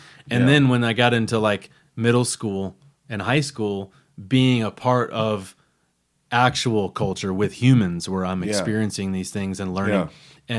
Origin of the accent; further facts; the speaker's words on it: Los Angeles, California, United States; born there; I don't know if you know this, but I was born in Los Angeles.